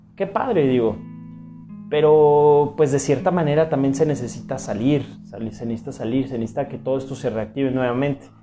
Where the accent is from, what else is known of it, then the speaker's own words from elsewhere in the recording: Mexico; así somos los mexicanos